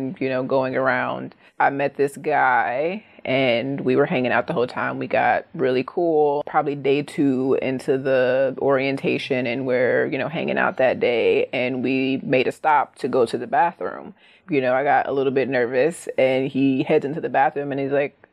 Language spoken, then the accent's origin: English; Cleveland, Ohio, United States; from Cleveland, Ohio